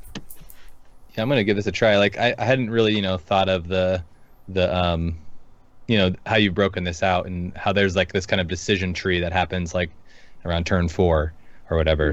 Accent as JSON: {"language": "English", "town": "Seattle", "region": "Washington", "country": "United States", "moved": "yes", "said": "I'm from the Seattle area, so yeah. I'm a transplant"}